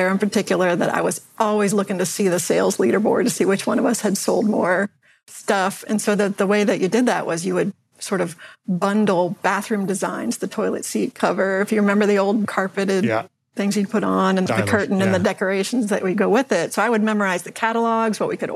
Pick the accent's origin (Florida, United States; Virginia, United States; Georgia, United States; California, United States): Virginia, United States; Northern; also born or lived in Washington, D.C.; I was born in Washington, D.C., and grew up in the Northern Virginia area